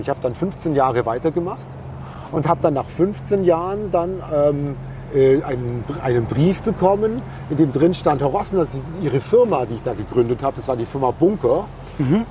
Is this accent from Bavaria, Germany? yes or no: yes; Bavaria, Germany; ich komme aus Bayern